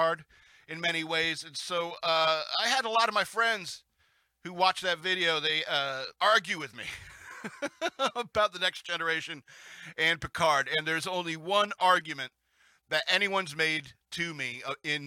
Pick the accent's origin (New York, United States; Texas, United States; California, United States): New York, United States; Lake Placid; growing up in Lake Placid, New York